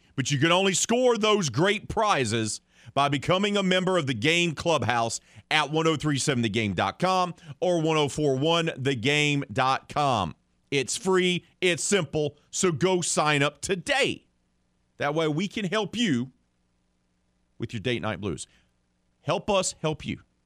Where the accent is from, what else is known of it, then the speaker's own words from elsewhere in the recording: the South, United States; I say that as a Southerner